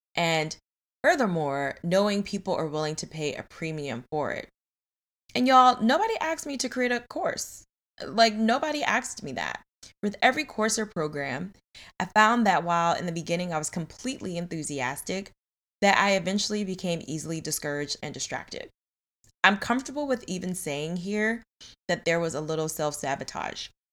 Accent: New York, United States; I grew up in New York

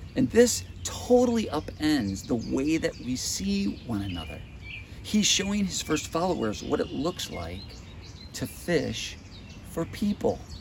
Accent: United States; as an American consumer

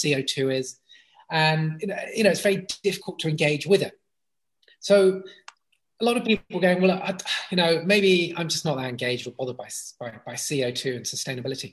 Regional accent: Brighton, South East England, United Kingdom; I grew up in Brighton, playing on the beach and running wild in the countryside

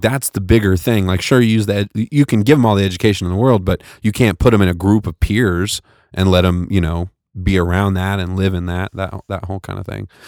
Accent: United States; I was from America, from the United States

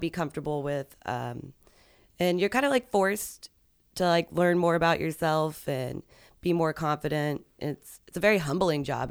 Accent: Arlington, Virginia, United States; moved away; I grew up around there

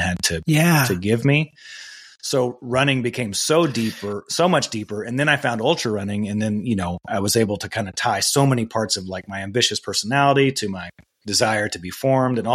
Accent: West Texas, United States; moved away as an adult; now in Salt Lake City, United States; I grew up in West Texas. I moved here when I was 19.

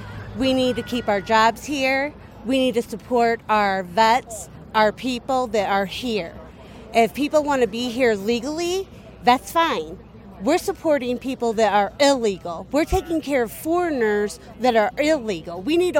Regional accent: Edwardsburg, Michigan, United States

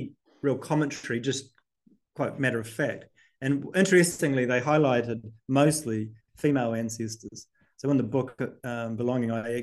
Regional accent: the south of the South Island, New Zealand; moved away as an adult; also born or lived in Auckland; now in Wales, United Kingdom; where I'm from, the south of the South Island.

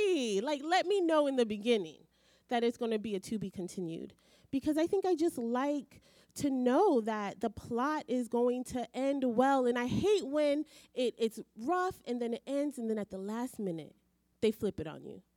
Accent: Belize; moved away; I grew up in Belize um, when I was in high school, and so we did Caribbean literature and English literature from England.

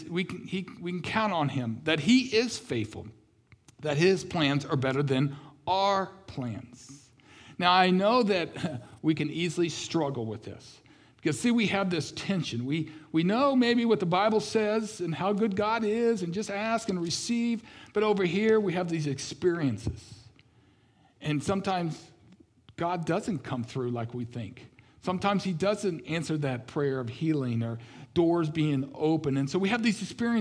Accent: Kansas City, Missouri, United States; I grew up in Kansas City, Missouri

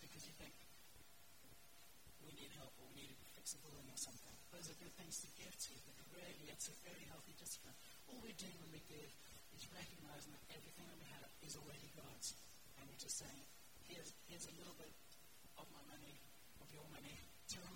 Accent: South Africa; moved away; I grew up in South Africa, which is why I talk from the accent

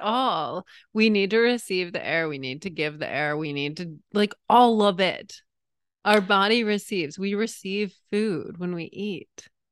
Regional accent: New England, United States; moved away; growing up in New England

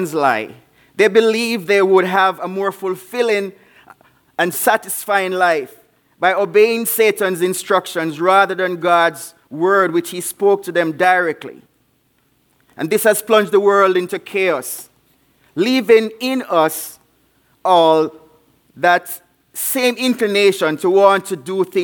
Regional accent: Jamaica; also born or lived in Davenport, Iowa; now in Spanish Town, Jamaica; I'm from Jamaica

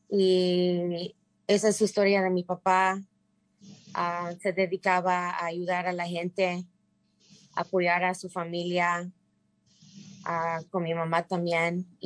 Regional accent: Mérida, Yucatán, Mexico; now in United States; somos inmigrantes de la península de Yucatán, yo nací en Mérida y mi papá y mi mamá nacieron en Peto, Yucatán, un pueblito.

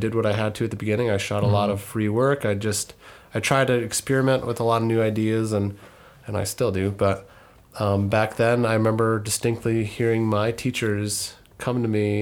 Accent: Ely, Minnesota, United States; I'm from Ely, Minnesota, which is a tiny town in northern Minnesota

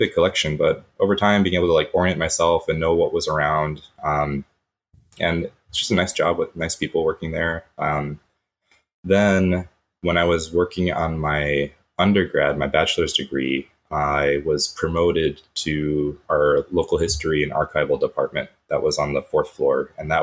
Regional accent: Grand Rapids, Michigan, United States; moved away as an adult; now in Tokyo, Japan; growing up in Grand Rapids

